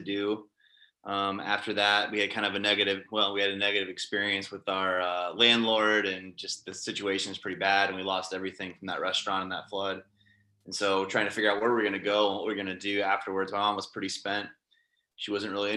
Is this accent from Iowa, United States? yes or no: yes; Iowa City, Iowa, United States; I'm from the Iowa City area. I was born and raised here.